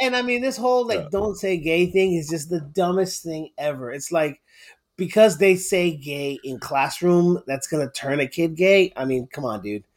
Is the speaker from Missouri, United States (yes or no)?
no; Florida, United States; moved away as an adult; now in Houston, United States; I grew up most of my life in Florida.